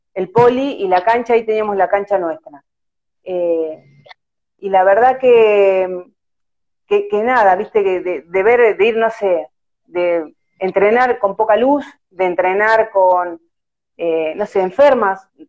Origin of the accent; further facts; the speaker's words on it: La Plata, Buenos Aires Province, Argentina; Sí, soy de la ciudad de La Plata